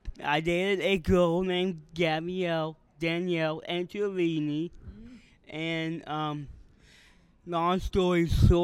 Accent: Canton, Ohio, United States; Canton, Ohio.

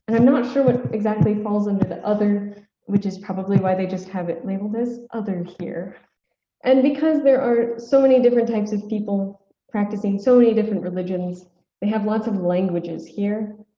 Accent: Nebraska, United States; moved away as an adult; also born or lived in Hillsdale, Michigan / Roswell, New Mexico; now in Jerusalem; growing up in Nebraska and then making my way to a small college in Hillsdale, Michigan.

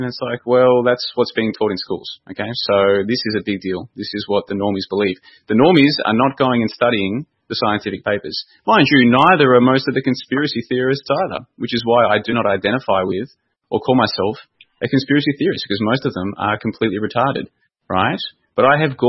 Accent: Victoria, Australia; I grew up in Victoria, Australia

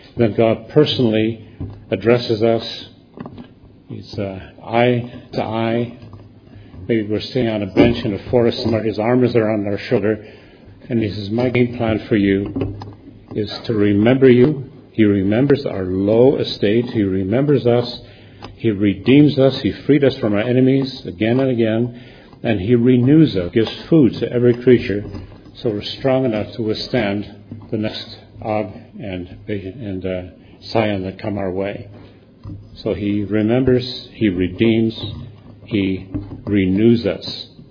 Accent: United States; as an American

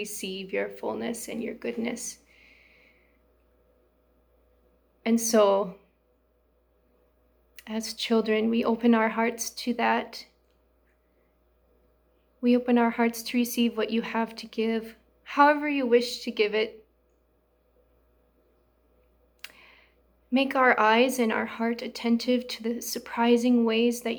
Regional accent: South Dakota, United States; also born or lived in Los Angeles, California; now in Duarte, United States; I grew up in South Dakota on a farm

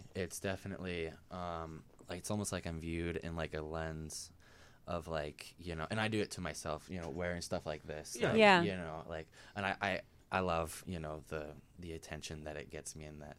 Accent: Colorado, United States; I grew up in Colorado.

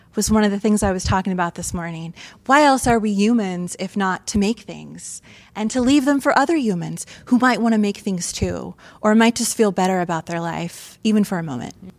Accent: Mansfield, Ohio, United States; moved away as an adult; also born or lived in Athens County, Ohio / New York / California / Michigan; I grew up in Mansfield, Ohio, home of the Shawshank Redemption

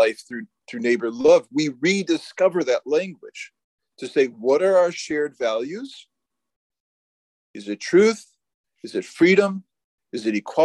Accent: United States; as a American

